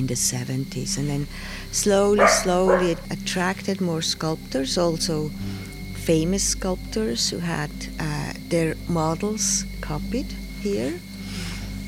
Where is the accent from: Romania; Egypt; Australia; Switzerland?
Switzerland; moved away as an adult; also born or lived in United States / Pietrasanta, Italy; I'm from Switzerland. But then I left for the United States when I was 28